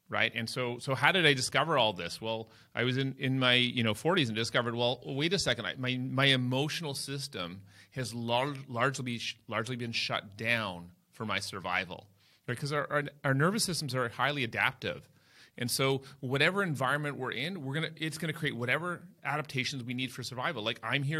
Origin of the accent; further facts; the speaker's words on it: Toronto, Ontario, Canada; I grew up in Toronto, Canada